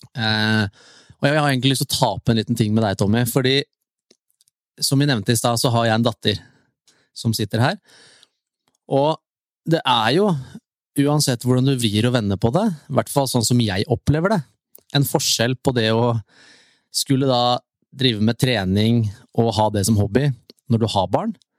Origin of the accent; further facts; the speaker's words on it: near Tusenfryd, Akershus, Norway; Jeg bor jo nå ute ved Tusenfryd, der jeg vokste opp